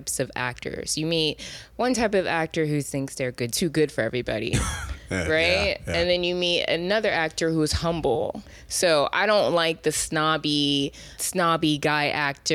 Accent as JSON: {"language": "English", "region": "South Carolina", "country": "United States", "moved": "yes", "lives_now": "Los Angeles, United States", "said": "I'm from South Carolina"}